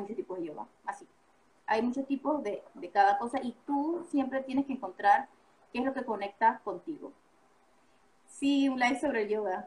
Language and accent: Spanish; Panama; moved away; Yo soy panameña